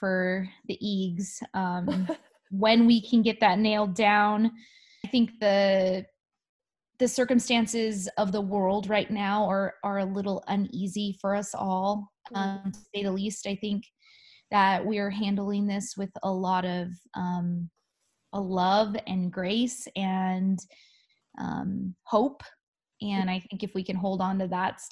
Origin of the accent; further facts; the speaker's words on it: Southern California, United States; I was born and raised in Southern California